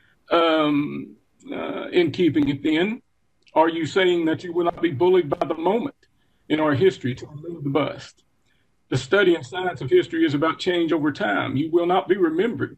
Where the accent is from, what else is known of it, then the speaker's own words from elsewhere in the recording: Oakdale, Tennessee, United States; also born or lived in Harriman, Tennessee; I was born in Harriman City Hospital, raised in Oakdale in Morgan County